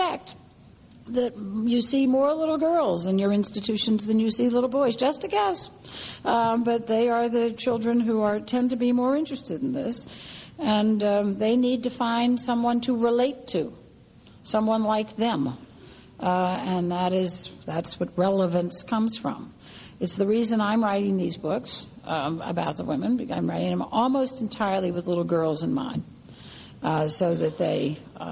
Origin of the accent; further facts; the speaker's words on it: New Orleans, Louisiana, United States; my hometown all too well after Katrina